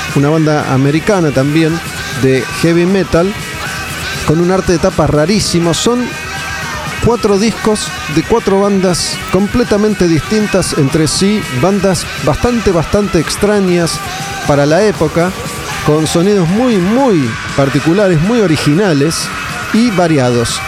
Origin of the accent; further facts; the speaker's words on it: Olivos, Buenos Aires Province, Argentina; Yo era muy chico y, no, no iba mucho más allá de, Olivos, de zona norte